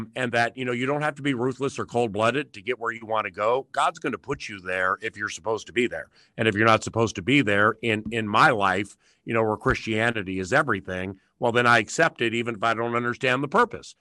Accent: Washington, District of Columbia, United States; moved away; I'm from Washington, D C, and I've lived all over the country and, quite honestly, the world.

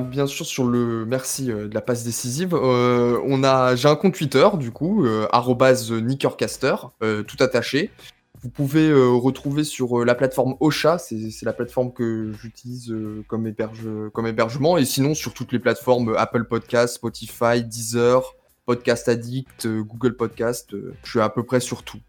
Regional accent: Strasbourg, Grand Est, France; j'étais de Strasbourg

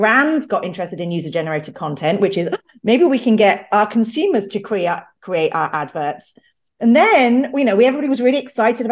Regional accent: United Kingdom; I'm British and live in London

